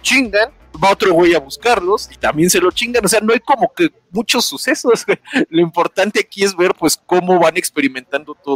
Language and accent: Spanish; Monterrey, Nuevo León, Mexico; Yo soy de Monterrey.